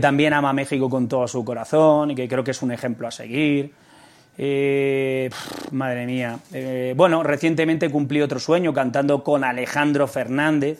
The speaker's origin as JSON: {"language": "Spanish", "town": "Almería", "region": "Andalusia", "country": "Spain", "said": "soy andaluz. Soy de Almería, ¿no? Y entonces, pues el flamenco sí es cierto que ha estado muy presente eh, desde mi infancia."}